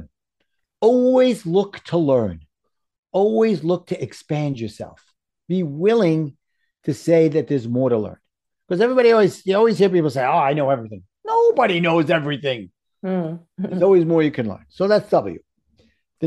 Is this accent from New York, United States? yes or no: yes; New York, United States; accent: New York; my New York accent